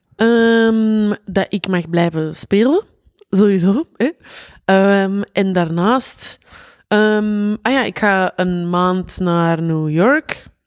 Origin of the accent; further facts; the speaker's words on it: Antwerp, Flanders, Belgium; uit Antwerpen. Weet je. Zo, iedereen hoort dat direct.